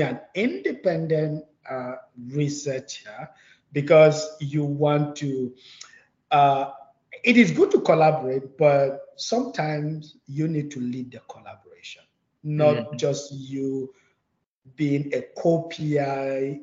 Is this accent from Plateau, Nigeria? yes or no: yes; Plateau, Nigeria; moved away as an adult; also born or lived in China; I'm from Plateau State. So it was derived from the plateau, right? The name is derived from the plateau. So it's a mountainous ecosystem where I grew up